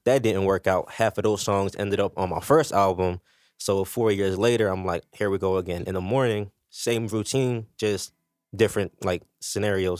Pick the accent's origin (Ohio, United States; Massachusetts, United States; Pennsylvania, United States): Pennsylvania, United States; Philadelphia; Badlands, you know, I'm from Fifth and Lehigh